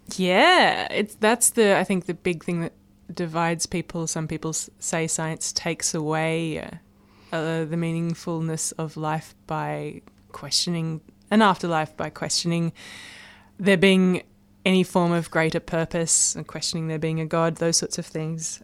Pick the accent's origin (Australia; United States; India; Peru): Australia; Blue Mountains, near Sydney, New South Wales; now in Melbourne, Australia; I grew up in the Blue Mountains, which is near um, Sydney, and it's just a stunning part of the world.